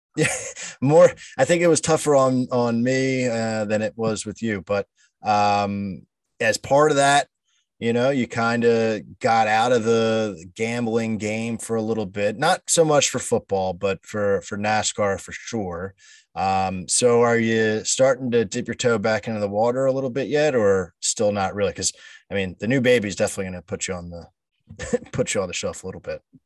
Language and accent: English; Delaware County, Pennsylvania, United States; we're from Delaware County, Pennsylvania. So Delco is how it goes